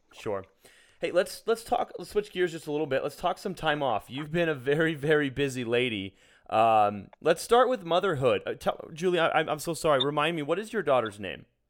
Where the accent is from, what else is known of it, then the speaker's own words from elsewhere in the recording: Sacramento, California, United States; in Sacramento, California, my hometown